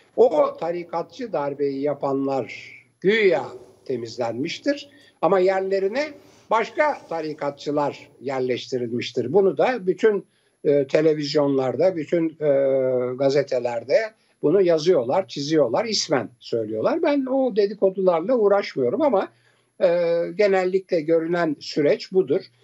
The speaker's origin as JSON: {"language": "Turkish", "country": "Turkey", "said": "Türk, Türk'üm diyorum"}